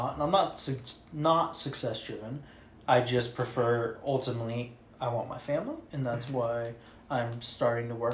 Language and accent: English; Alaska, United States; born and raised in Alaska